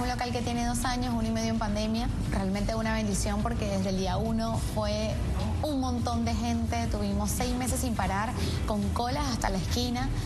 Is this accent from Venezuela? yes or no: yes; Caracas, Capital District, Venezuela; moved away as an adult; now in Buenos Aires, Argentina; nosotros somos de Caracas